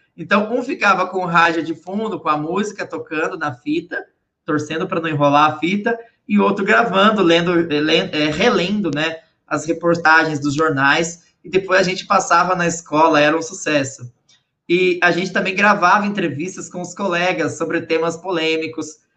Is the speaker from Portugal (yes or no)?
no; Guaraniaçu, Paraná, Brazil; moved away; eu sou natural do interior do Paraná, cidade de Guaraniaçu.